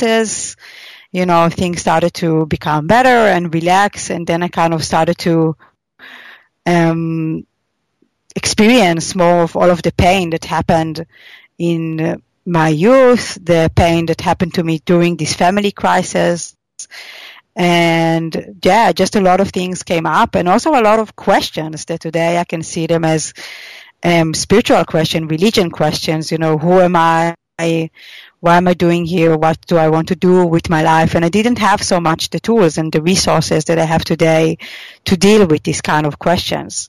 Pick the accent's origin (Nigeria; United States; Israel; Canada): Israel; moved away; I come originally from Israel, and there it's very common that people travel after their army service to India.